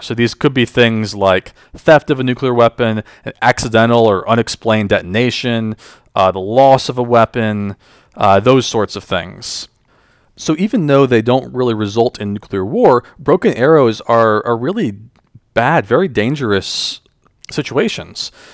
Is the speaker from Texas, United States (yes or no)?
no; just outside of Charlotte, North Carolina, United States; I grew up in North Carolina, uh, just outside of Charlotte, with my parents and my sister